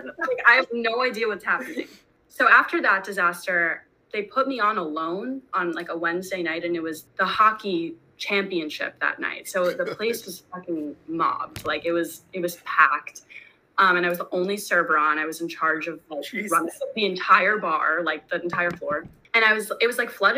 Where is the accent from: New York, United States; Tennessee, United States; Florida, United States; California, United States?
New York, United States; I'm born and raised in New York.